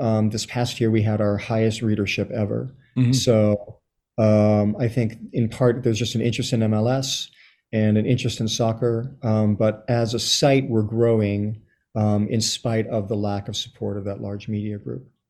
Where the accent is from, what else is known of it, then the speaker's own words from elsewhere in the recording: Los Angeles, California, United States; moved away as an adult; also born or lived in Chile; now in New York, United States; I was born in Chile, raised in Los Angeles. I've been in New York for around 30 years or so